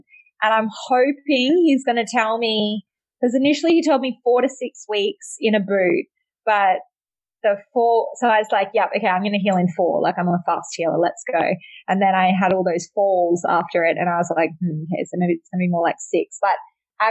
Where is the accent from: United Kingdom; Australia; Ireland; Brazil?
Australia; now in Miami, United States; I'm from Australia.